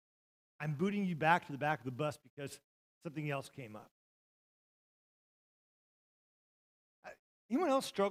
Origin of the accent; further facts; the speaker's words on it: Montana, United States; moved away as an adult; now in Ponca City, United States; I took her to my hometown. I took her where I grew up